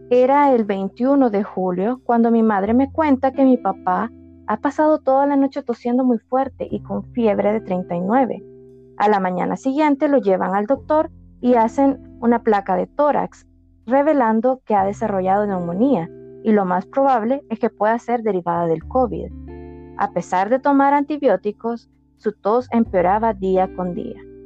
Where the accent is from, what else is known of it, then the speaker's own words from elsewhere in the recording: El Salvador; en mi país, en El Salvador es de día